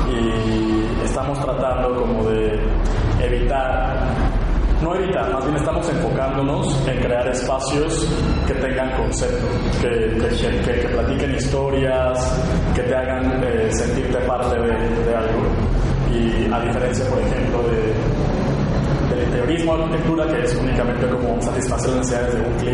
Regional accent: Mexico; De nuestro sentido del humor como esa chispa, esa energía que, tenemos como raza mexicana, como raza latina

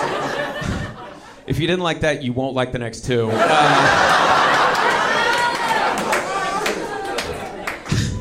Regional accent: Texas, United States; I'm from Texas

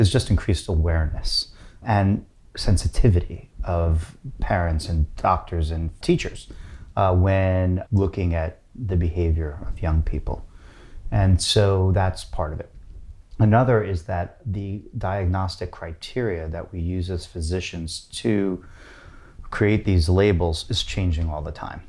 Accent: New York City, New York, United States; moved away as an adult; also born or lived in Berkeley; now in San Francisco, United States; I'm from New York City

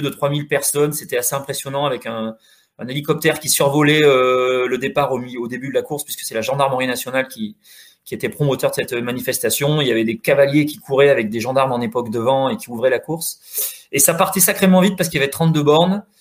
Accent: Corrèze, Nouvelle-Aquitaine, France; je suis de Corrèze

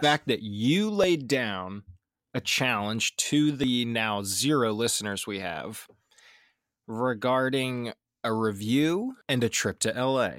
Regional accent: Philadelphia, Pennsylvania, United States; probably ten minutes from the Philly stadium growing up

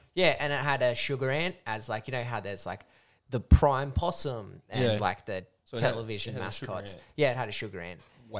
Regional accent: Lightning Ridge, New South Wales, Australia; I grew up in Lightning Ridge and it was like 10 years behind everywhere else. I did bathe with a bucket and we didn't have hot water.

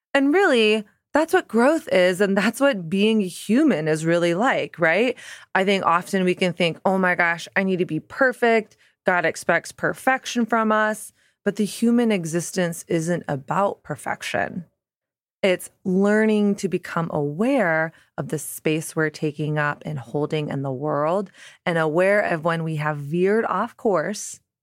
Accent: the South, Southern United States, United States; moved away as an adult; now in New York City, United States; growing up in Southern evangelical Christian culture

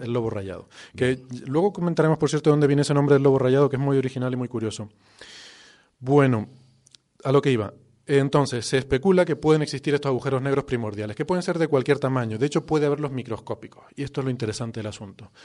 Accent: Icod de los Vinos, Canary Islands, Spain; es mi pueblo natal. de hecho, la casa de mis padres, donde yo crecí, está bueno, a menos de 50 metros de este estudio

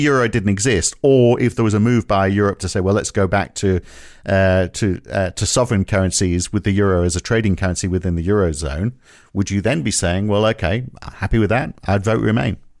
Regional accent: United Kingdom; moved away as an adult; I'm more British than you are

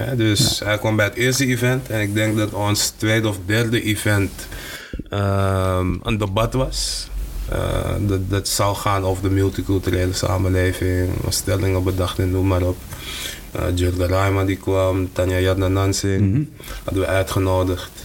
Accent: Amsterdam, North Holland, Netherlands; ik ben in West opgegroeid

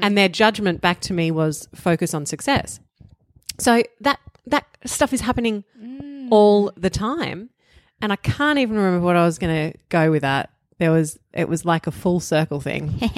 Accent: Melbourne, Victoria, Australia; I come from Bogan upbringing, you know, outer eastern suburbs of Melbourne

